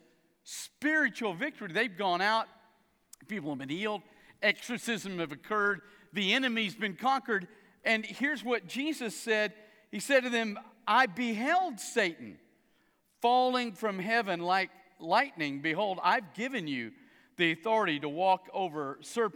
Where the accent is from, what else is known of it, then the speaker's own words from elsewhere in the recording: South Louisiana, United States; I grew up in South Louisiana